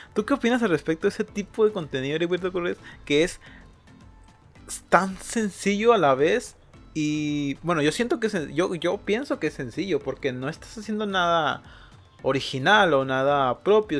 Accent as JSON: {"language": "Spanish", "town": "Mazatlán", "region": "Sinaloa", "country": "Mexico", "said": "yo soy de Mazatlán"}